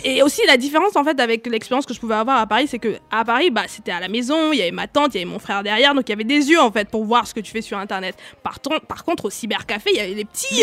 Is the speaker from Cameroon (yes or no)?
yes; Cameroon; moved away; j'ai grandi au Cameroun